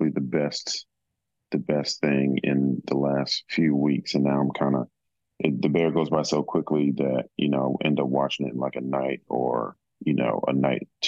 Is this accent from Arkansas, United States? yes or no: no; Atlantic City, New Jersey, United States; my elementary school was like very near a beach growing up in Atlantic City.